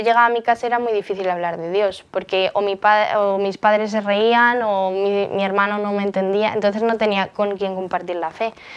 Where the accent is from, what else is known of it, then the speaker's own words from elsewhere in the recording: Móstoles, Community of Madrid, Spain; soy de Móstoles, Madrid